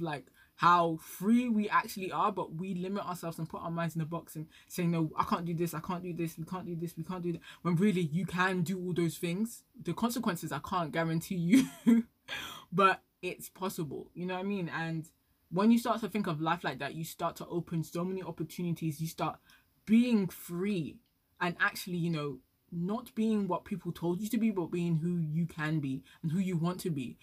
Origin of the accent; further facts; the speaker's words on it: Nigeria; I'm Nigerian